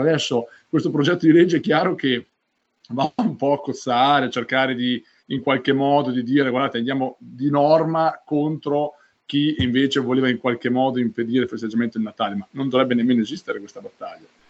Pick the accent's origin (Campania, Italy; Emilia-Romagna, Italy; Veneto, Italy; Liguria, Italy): Emilia-Romagna, Italy; Sassuolo; io vengo dalla città di Sassuolo